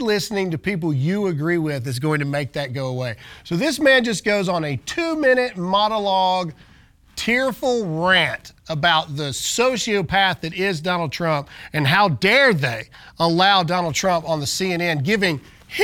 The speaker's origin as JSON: {"language": "English", "region": "Mississippi", "country": "United States", "said": "I am from Mississippi"}